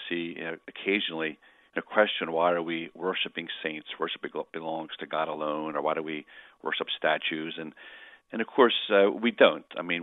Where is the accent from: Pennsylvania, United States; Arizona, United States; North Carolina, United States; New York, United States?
Pennsylvania, United States; Philadelphia; I'm from Philly